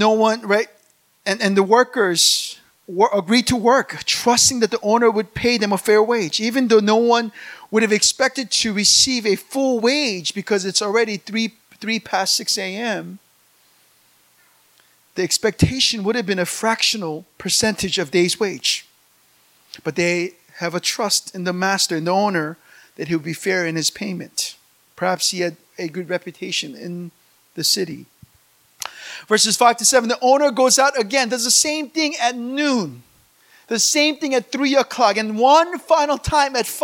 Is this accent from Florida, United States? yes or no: no; Virginia, United States; moved away; I grew up in America.